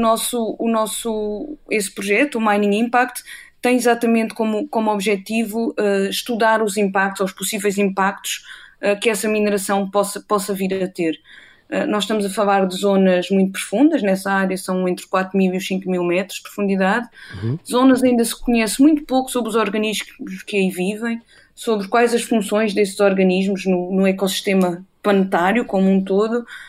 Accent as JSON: {"language": "Portuguese", "town": "Castelo de Vide", "region": "Alentejo", "country": "Portugal", "tie": "born or raised there", "also_born_or_lived": "Cascais / Portalegre", "moved": "yes", "lives_now": "Aveiro, Portugal", "said": "eu nasci em Cascais, mas curiosamente cresci no, no interior, eu cresci em, Castelo de Vide, no distrito de Porto Alegre"}